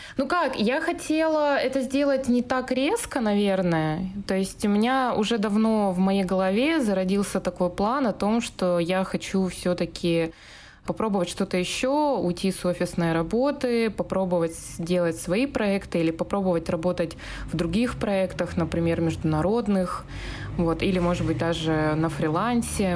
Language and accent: Russian; Yekaterinburg, Sverdlovsk Oblast, Russia; moved away; also born or lived in Moscow; откуда мои корни. Я вообще с компрессорного, с Екатеринбурга